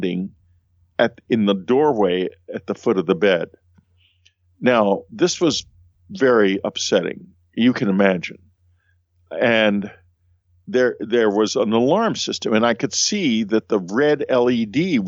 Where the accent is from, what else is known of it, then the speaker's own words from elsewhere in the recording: Texas, United States; I'm a Texan